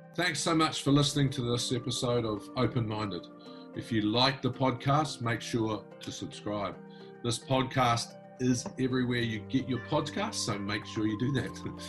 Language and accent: English; New Zealand; being a Kiwi